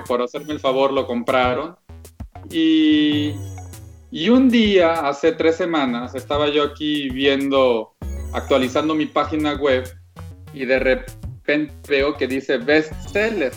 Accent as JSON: {"language": "Spanish", "town": "Monterrey", "region": "Nuevo León", "country": "Mexico", "tie": "born or raised there", "moved": "as an adult", "lives_now": "Germany", "said": "crecí en Monterrey"}